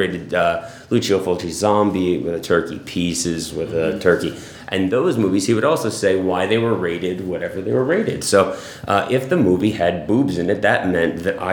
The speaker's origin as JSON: {"language": "English", "town": "Hackettstown", "region": "New Jersey", "country": "United States", "tie": "born or raised there", "said": "Same area, Hackettstown. I've lived pretty much there my entire life"}